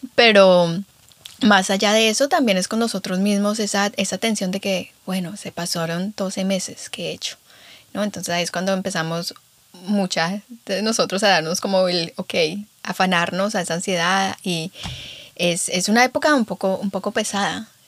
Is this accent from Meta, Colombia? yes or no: yes; Guamal, Meta, Colombia; moved away; Estuve en Colombia, sí, estuve en mi pueblito, en Guamalmeta